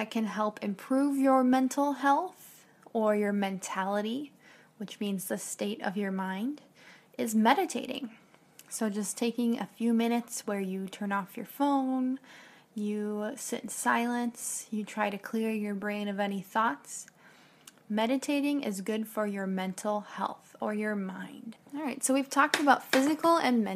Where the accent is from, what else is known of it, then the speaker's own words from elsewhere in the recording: United States; I'm an American teacher